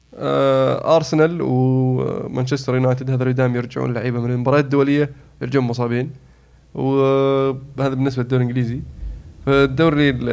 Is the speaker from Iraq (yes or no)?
no; Saudi Arabia; انا سعودي